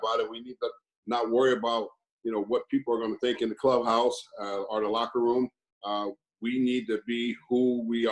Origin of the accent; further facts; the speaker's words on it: Los Angeles, California, United States; I grew up in Los Angeles, California, went to a school called Crenshaw High.